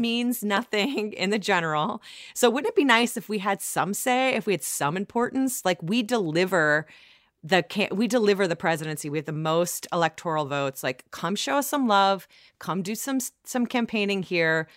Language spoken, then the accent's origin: English; Ohio, United States; also born or lived in Iowa; grew up in Ohio